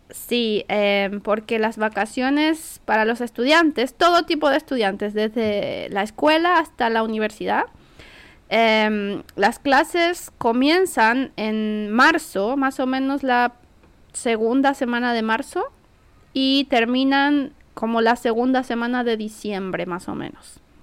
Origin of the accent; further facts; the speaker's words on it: Santiago, Santiago Metropolitan Region, Chile; yo soy de Santiago